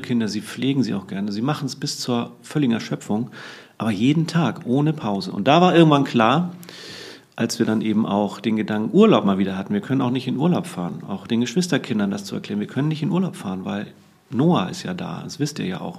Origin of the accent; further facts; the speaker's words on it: Hamburg, Germany; also born or lived in Cuxhaven; Geboren bin ich allerdings in Cuxhaven, aber meine Eltern haben mich recht früh hier nach Hamburg getragen als ich noch nicht laufen konnte und bin im Grunde auch hier in den Walddörfern im Norden Hamburgs groß geworden